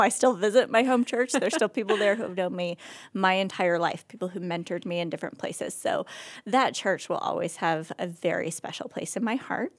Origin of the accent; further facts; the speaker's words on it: Oregon, United States; moved away as an adult; also born or lived in California / Rhode Island; now in Akron, United States; I was born and raised in Oregon